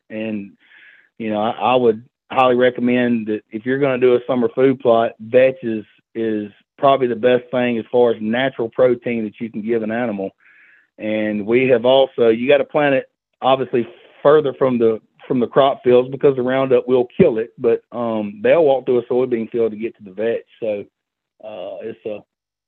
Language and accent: English; Yazoo City, Mississippi, United States; now in Ridgeland, United States; Well, I'm from Yazoo City, Mississippi. I live in Ridgeland now.